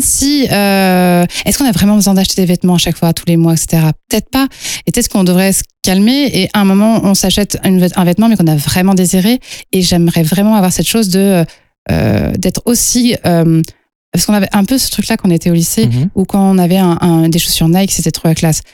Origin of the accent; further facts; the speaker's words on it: Lyon, Auvergne-Rhône-Alpes, France; je suis lyonnaise à la base, euh, donc euh, les tissus lyonnais, ça a été toute mon éducation